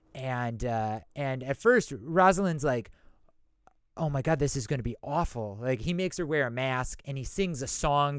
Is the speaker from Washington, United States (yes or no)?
no; Madison, Wisconsin, United States; I'm from Madison. That's a college town